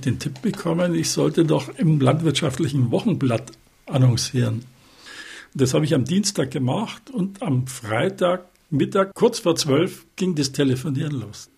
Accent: Munich, Bavaria, Germany; als Münchner

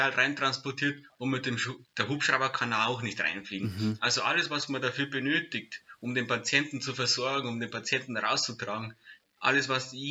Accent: Bavaria, Germany; Die Gefahr bei uns jetzt in Deutschland, sage ich mal, oder bei uns in Bayern ist sehr, sehr gering.

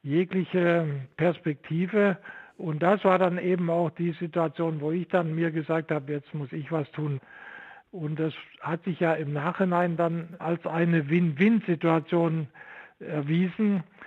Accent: Vogtland, Saxony, Germany; moved away as an adult; also born or lived in Stuttgart; so bin ich aus dem Vogtland am Ende in Stuttgart angelangt

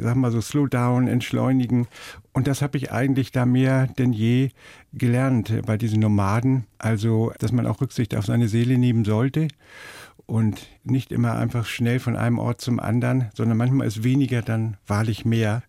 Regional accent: Hamburg, Germany; ich komme ja aus Hamburg und so, man hat ja alles so rundherum mhm. und ist so aufgewachsen

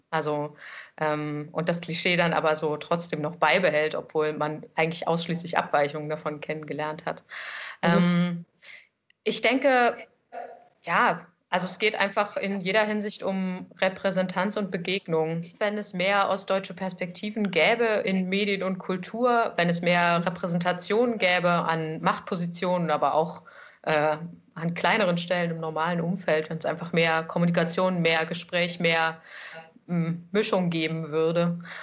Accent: Erfurt, Thuringia, Germany; moved away as an adult; also born or lived in Lower Saxony; now in Leipzig, Germany; In Leipzig sage ich, ich komme aus Erfurt.

